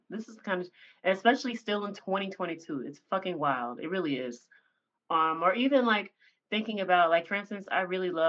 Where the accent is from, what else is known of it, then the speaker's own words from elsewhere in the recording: Tennessee, United States; Like I like I'm from Tennessee, right?